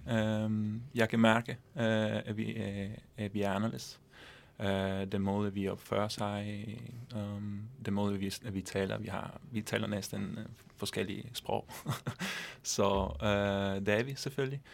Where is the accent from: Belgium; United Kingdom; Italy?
Italy; Verona, Veneto; Danish is a second language; moved away as an adult; now in Denmark; jeg kommer fra Verona, øh, Norge, Italien. Øhm, jeg har boet i Danmark